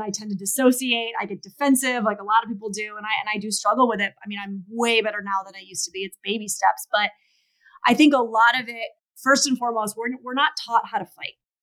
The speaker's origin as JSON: {"language": "English", "region": "New York", "country": "United States", "said": "I'm from New York"}